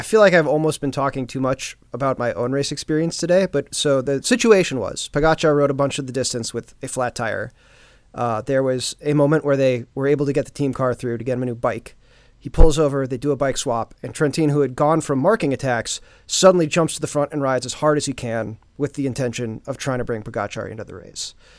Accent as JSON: {"language": "English", "country": "United States", "said": "as an American"}